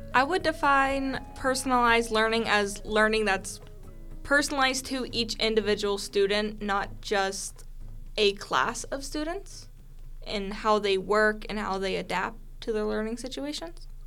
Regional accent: Pittsburgh, Pennsylvania, United States; also born or lived in Clarion County, Pennsylvania; I moved back to Pittsburgh from Clarion County and I moved in with my dad to start my middle school

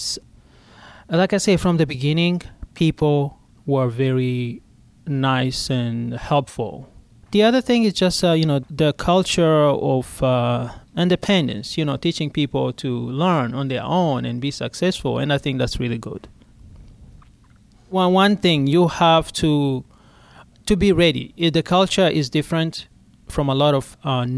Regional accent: Burundi; moved away as an adult; now in Pittsburgh, United States; I was born in Burundi, but my citizenship is Rwanda.

